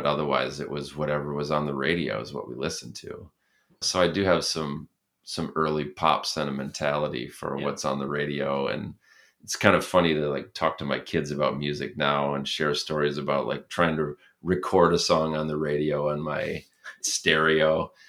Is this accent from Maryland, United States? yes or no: no; Berrien Springs, Michigan, United States; growing up in Berrien Springs, it was like this rural place in a lot like a farm town, but with all of this diversity in it